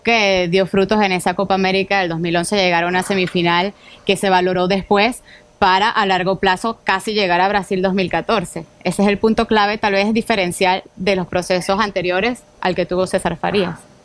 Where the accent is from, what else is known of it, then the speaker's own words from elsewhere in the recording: Venezuela; moved away; A miles de venezolanos nos ha tocado empezar de cero eh, en otro lugar